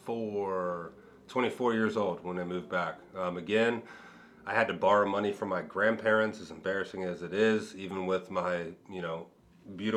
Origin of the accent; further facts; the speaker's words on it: Cincinnati, Ohio, United States; also born or lived in Miami Beach; go back to my hometown